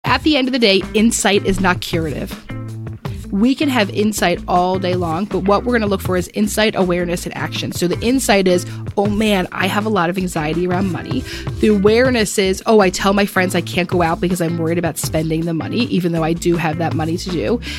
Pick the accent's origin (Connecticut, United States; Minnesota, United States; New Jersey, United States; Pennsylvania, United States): Pennsylvania, United States; Philadelphia; we're from Philadelphia